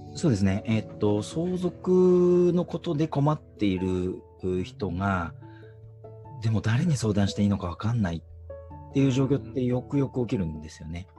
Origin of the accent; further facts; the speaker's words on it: Toyama, Japan; 僕はまあ生まれも育ちも富山なので